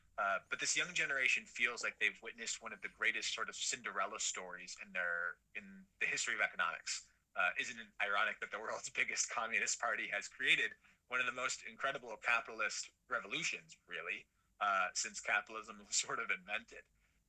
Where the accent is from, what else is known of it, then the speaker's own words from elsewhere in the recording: United States; I'm an American millennial.